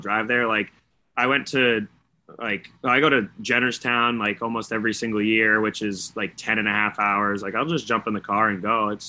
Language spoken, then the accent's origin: English; Maine, United States; we're obviously from Maine